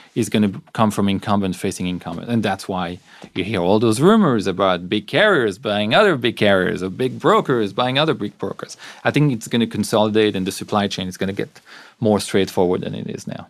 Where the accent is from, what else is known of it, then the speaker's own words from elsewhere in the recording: Belgium; I'm from Belgium